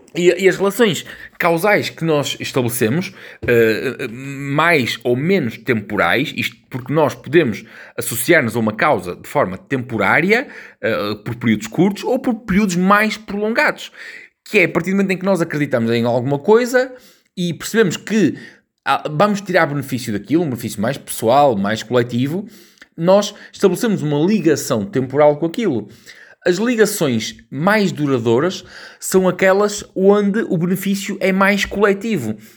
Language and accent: Portuguese; Portugal